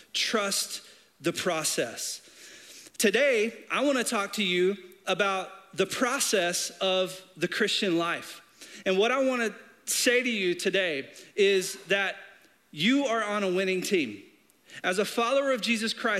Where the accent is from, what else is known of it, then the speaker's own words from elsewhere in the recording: Arkansas, United States; I'm from Arkansas. I grew up in a small town right outside of Little Rock